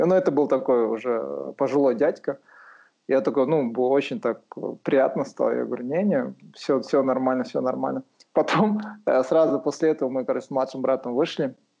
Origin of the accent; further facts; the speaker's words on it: Aksay, West Kazakhstan Region, Kazakhstan; moved away as an adult; also born or lived in Aktau, Kazakhstan / Almaty, Kazakhstan; я родился в Ахтау, получается, но э, вырос в Уральске, в Ахсае городке. Там вырос, там школу окончил